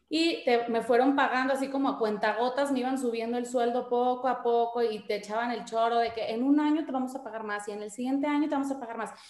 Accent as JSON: {"language": "Spanish", "town": "Guadalajara", "region": "Jalisco", "country": "Mexico", "also_born_or_lived": "Monterrey", "said": "Yo soy de Guadalajara, pero viví muchos años en Monterrey. Hice la secundaria y la prepa allá."}